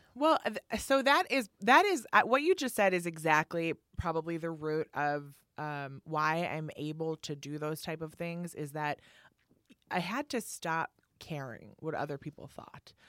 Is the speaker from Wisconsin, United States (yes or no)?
yes; Milwaukee, Wisconsin, United States; now in New York, United States; I'm from Milwaukee